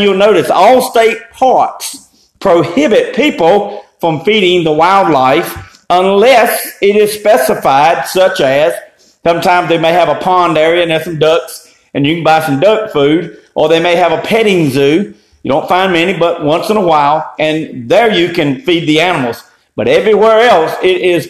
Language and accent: English; Eastern North Carolina, United States; I grew up in Eastern North Carolina